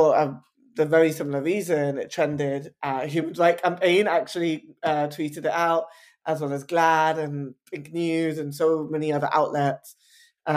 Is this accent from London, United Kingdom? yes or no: yes; London, United Kingdom; I'm an Indian bisexual man born and raised in Southall in West London.